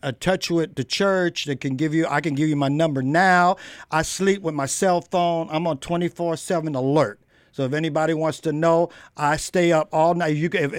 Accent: California, United States; moved away; I didn't even know John MacArthur was in California. And I'm from California, right?

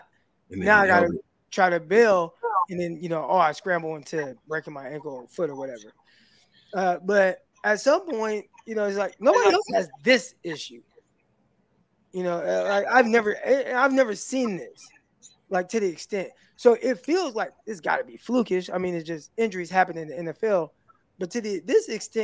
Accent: Stockton, California, United States; I'm from Stockton, California

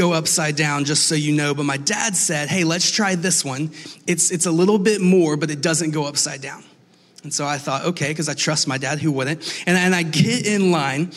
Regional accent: Atlanta, Georgia, United States; I'm from Atlanta

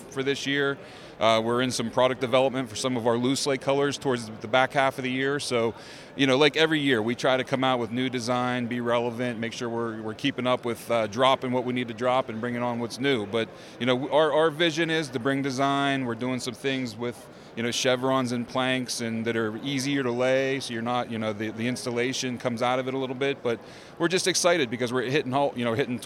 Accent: outside of Pittsburgh, Pennsylvania, United States; I'm a Pennsylvania guy. I grew up outside of Pittsburgh

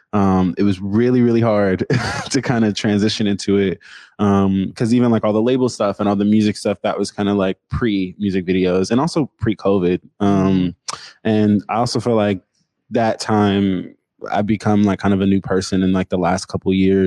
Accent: Seattle, Washington, United States; I'm from Seattle. I went to Tabernacle.

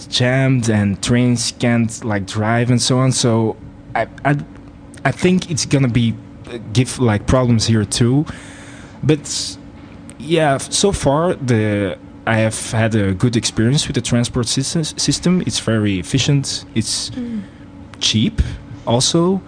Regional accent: Belgium; now in Germany; I'm coming from a country where the public transport system isn't really developed yet. So Belgium

